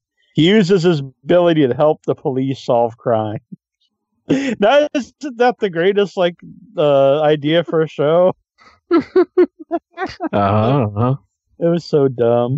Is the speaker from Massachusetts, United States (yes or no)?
yes; Cape Cod, Massachusetts, United States; I'm like from Cape Cod